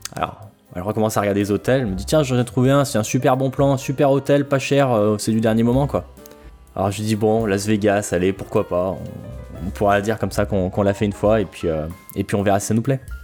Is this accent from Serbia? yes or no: no; France; on est français, on comprend tout ce qui se passe dans son